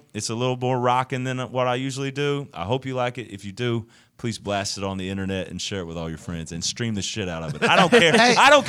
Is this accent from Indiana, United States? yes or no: yes; Bedford, Indiana, United States; I'm from Bedford, Indiana.